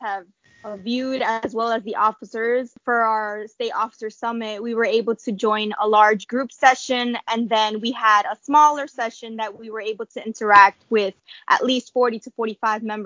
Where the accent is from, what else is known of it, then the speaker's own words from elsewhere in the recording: New York City, New York, United States; I'm from New York City, so the Big Apple